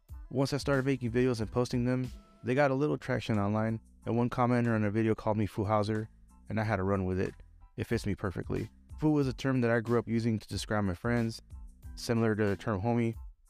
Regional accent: Huntington Park, California, United States; also born or lived in Merced / Paramount; now in Whittier, United States; I lived most of my life in Southeast LA County, or what they call the Gateway Cities. I grew up in Huntington Park, HP represent, and as an adult have lived in Merced, Paramount, and currently Whittier.

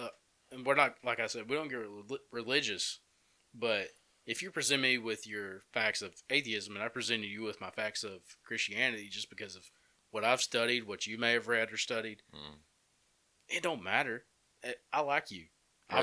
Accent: Empire, United States; Yeah, stay off the mountain. I grew up in Empire, bro.

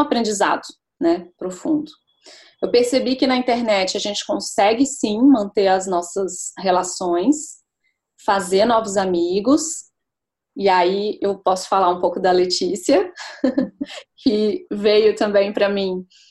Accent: Brasília, Federal District, Brazil; moved away as an adult; now in London, United Kingdom; eu sou de Brasília e eu me mudei para Londres vai fazer um ano no final de julho agora, por causa do trabalho do meu marido

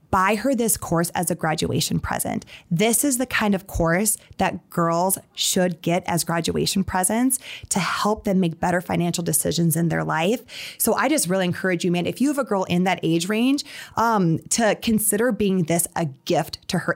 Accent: Sioux Falls, South Dakota, United States; moved away as an adult; also born or lived in Atlanta, Georgia / New York City; I grew up in Sioux Falls

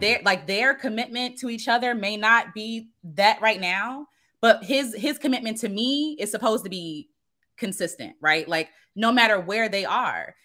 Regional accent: United States; I am an American Black woman

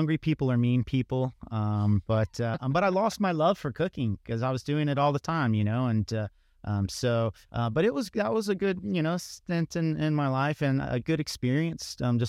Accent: San Diego, California, United States; born there; also born or lived in Japan; And then I was born in San Diego, California. And after a couple years, we were stationed in Japan for about 6 years.

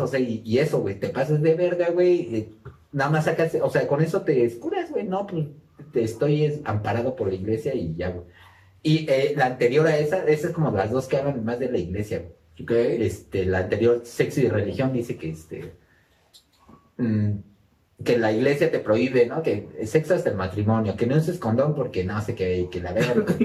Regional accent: Mexico; accent: ñero; nosotros somos de México por si no, habían distinguido nuestro acento ñero.

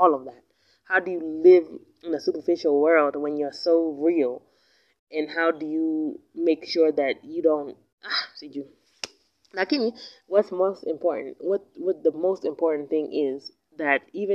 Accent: United States; accent: American English; now in Kenya; my accent, my American English is still popping. It's still on point

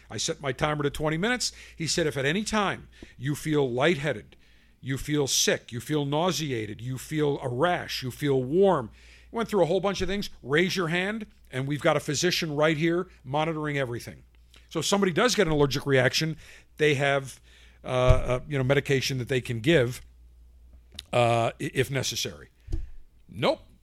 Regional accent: Buffalo, New York, United States; moved away; also born or lived in Tampa; When I grew up in Buffalo

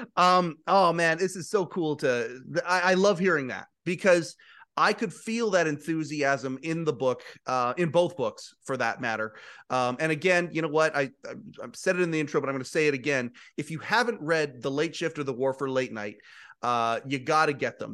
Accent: Western Canada, Canada; I'm from Western Canada

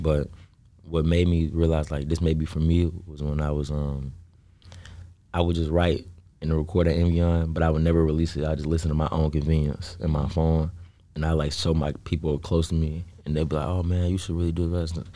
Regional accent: South Holland, Illinois, United States; I, I was, um, born and raised in South Holland

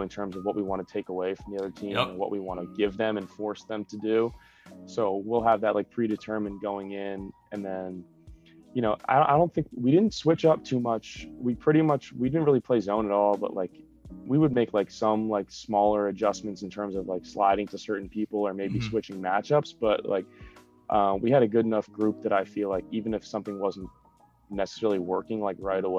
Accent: New Jersey, United States; Non-lacrosse related. I'm from New Jersey, but I'm a big Eagles fan, Philadelphia Eagles fan.

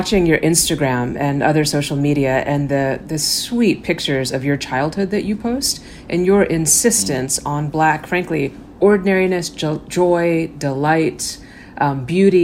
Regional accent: Garland, Texas, United States; home I grew up in is in Garland, Texas

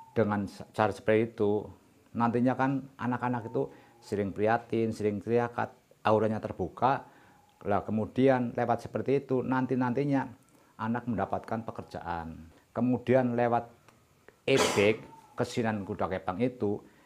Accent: Banyumas, Central Java, Indonesia; Kita sebagai orang Jawa atau orang Banyumas

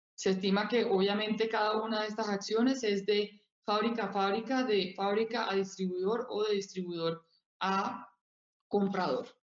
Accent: Colombia

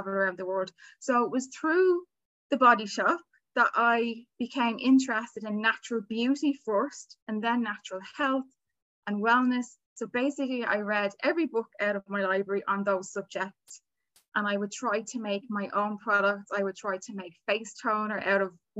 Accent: Dublin, Leinster, Ireland; I'm here in Dublin, Ireland, where I was born, where I've lived all my life.

